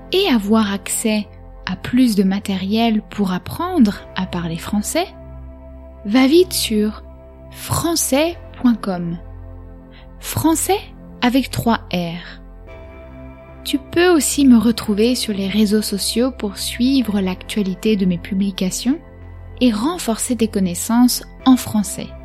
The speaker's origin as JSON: {"language": "French", "country": "France", "said": "J'ai 15 ans et je suis français. J'habite à La Rochelle avec mes parents et ma petite sœur."}